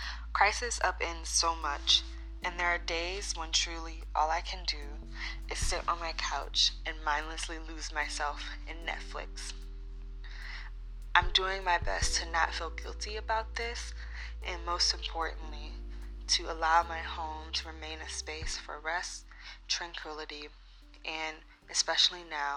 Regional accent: Virginia, United States; The start to the day has also helped me to ease myself back into my hometown. After many years away, I recently moved back.

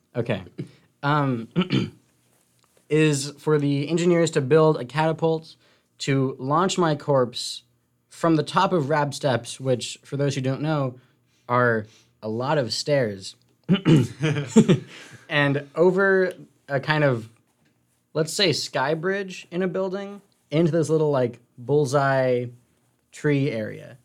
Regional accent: Seattle, Washington, United States; I come from sunny, sunny Seattle, Washington.

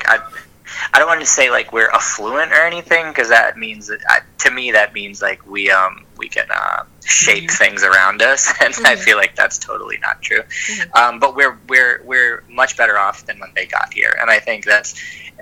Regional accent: New Jersey, United States; also born or lived in Virginia / Delaware; I'm born and raised in New Jersey.

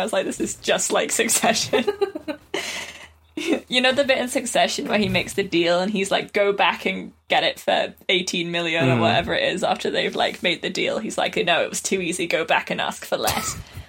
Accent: United Kingdom; They'll find out I'm British.

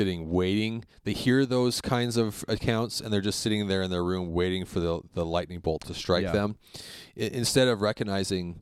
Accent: the Northwest, Pacific Northwest, United States; moved away as an adult; now in Colorado, United States; growing up in the Northwest

